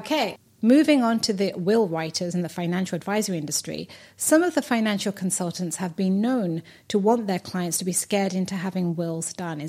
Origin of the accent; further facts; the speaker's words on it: United Kingdom; I'm from the UK.